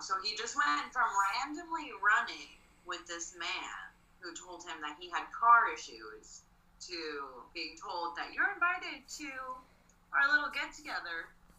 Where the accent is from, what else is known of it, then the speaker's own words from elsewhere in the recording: Baraboo, Wisconsin, United States; moved away; Baraboo. I grew up in Baraboo, kind of.